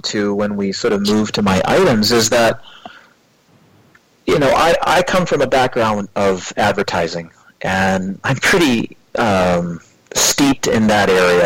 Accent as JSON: {"language": "English", "country": "Canada", "also_born_or_lived": "North Vancouver, British Columbia", "said": "I come from Canada. I live on the west coast of Canada in a city called Vancouver, Metro Vancouver, North Vancouver to be exact"}